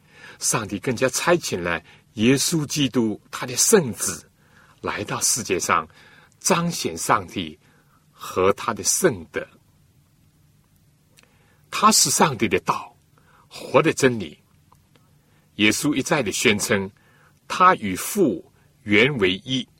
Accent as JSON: {"language": "Chinese", "country": "China", "said": "真相，我们中国人说：见其子，就如见其父啊！"}